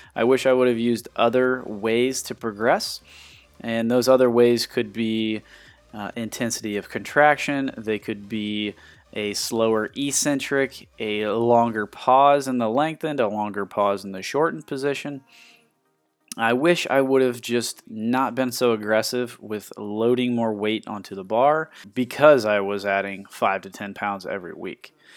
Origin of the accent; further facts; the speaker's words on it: Sidney, Ohio, United States; I grew up in Sydney, Ohio